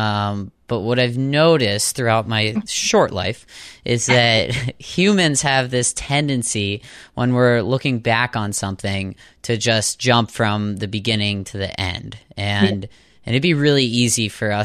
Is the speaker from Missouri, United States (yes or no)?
no; Boston, Massachusetts, United States